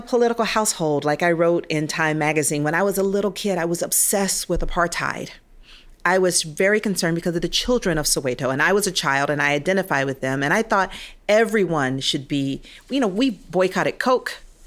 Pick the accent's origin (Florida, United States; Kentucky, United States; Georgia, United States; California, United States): Georgia, United States; Atlanta; also born or lived in Nigeria; I grew up in Atlanta, hometown of Martin Luther King